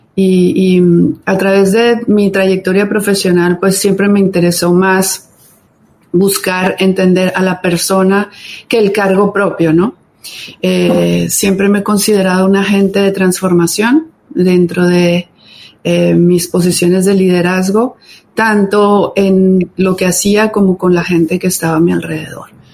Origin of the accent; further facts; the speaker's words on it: Cali, Valle del Cauca, Colombia; also born or lived in Bogotá; soy latina, como ustedes bien dijeron, colombiana. Em, nacida en Bogotá, crecí en Cali